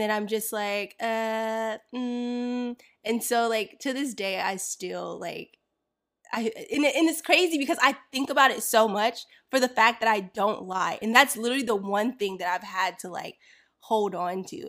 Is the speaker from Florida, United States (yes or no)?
yes; Florida, United States; I grew up in Florida